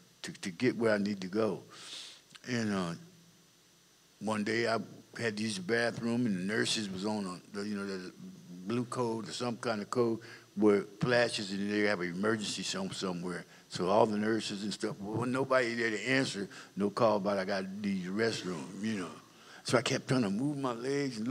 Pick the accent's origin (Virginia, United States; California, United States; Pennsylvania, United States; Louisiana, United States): California, United States; Compton; also born or lived in Dallas, Texas; I was raised in Compton, California, basically all my life